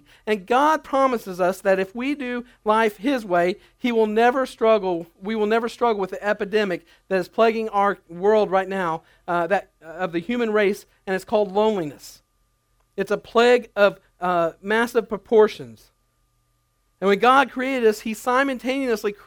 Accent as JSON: {"language": "English", "country": "United States", "said": "As Americans"}